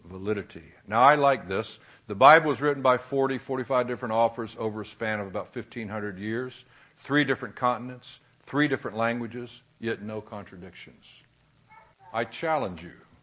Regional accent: Jacksonville, Florida, United States; I was born in Jacksonville, Florida

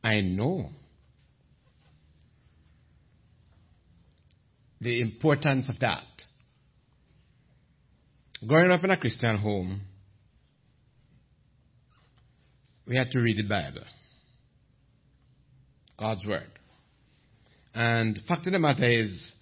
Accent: Jamaica; I'm from Jamaica, the land where Usain Bolt come from.

